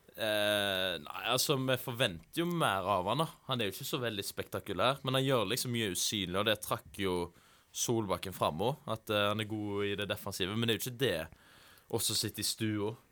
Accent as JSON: {"language": "Norwegian", "town": "Haugesund", "region": "Rogaland", "country": "Norway", "also_born_or_lived": "Voss", "said": "i Haugesund, der jeg er fra"}